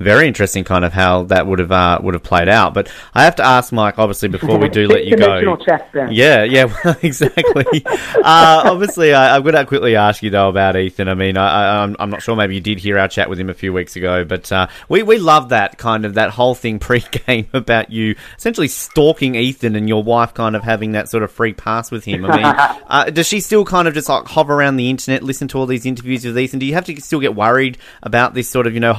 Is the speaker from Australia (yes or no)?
yes; Australia; Australians have a different way of playing the game. We're very much more laid back and relaxed